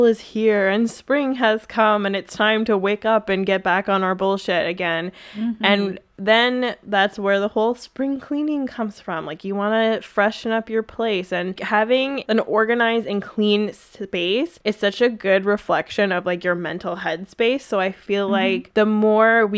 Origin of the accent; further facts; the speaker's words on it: Vancouver, British Columbia, Canada; I'm from Vancouver